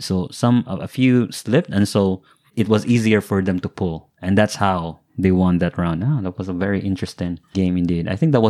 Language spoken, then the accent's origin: English; Shanghai, China; English is a second language; I'm from Shanghai. I've never seen that.